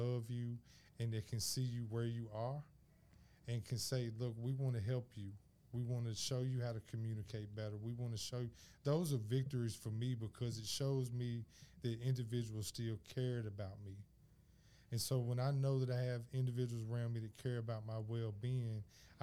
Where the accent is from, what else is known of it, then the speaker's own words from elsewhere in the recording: Memphis, Tennessee, United States; I'm from Memphis, Tennessee